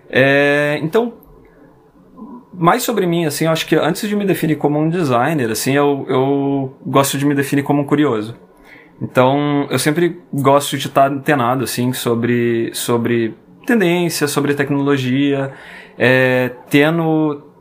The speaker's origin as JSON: {"language": "Portuguese", "country": "France", "tie": "born or raised there", "also_born_or_lived": "Brasília, Brazil", "said": "Eu sou, eu nasci em Brasília, mas eu tive a oportunidade de passar grande parte da minha, um pedaço da minha infância e quase toda a minha adolescência é, na França."}